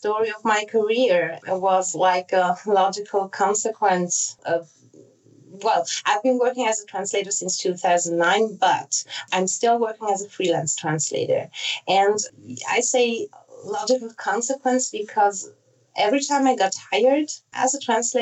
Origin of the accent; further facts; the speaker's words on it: Basel, Basel-Stadt, Switzerland; first language Italian and German; English is a second language; also born or lived in Zurich, Switzerland; I was born in Switzerland and grew up here first in Basel, and then I moved to Zurich